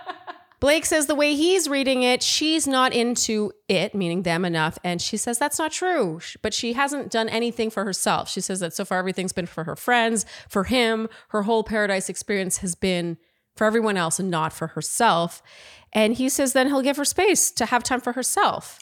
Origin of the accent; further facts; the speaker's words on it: Canada; I'm too Canadian